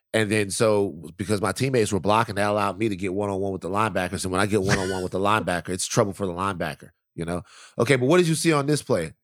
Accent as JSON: {"language": "English", "town": "Baton Rouge", "region": "Louisiana", "country": "United States", "tie": "born or raised there", "moved": "yes", "lives_now": "California, United States", "said": "I grew up in Baton Rouge, Louisiana, the deep south."}